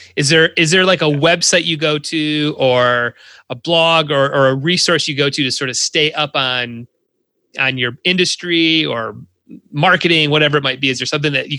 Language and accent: English; Ida, Michigan, United States; also born or lived in Detroit, Michigan; I'm a guy from Ida, Michigan, very small town.